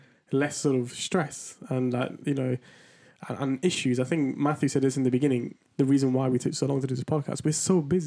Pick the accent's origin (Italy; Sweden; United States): Italy; Southern Italy; English is a second language; now in London, United Kingdom; I come from Italy, right? So in my perspective, I come from the south of Italy. So like, it's a very poor place.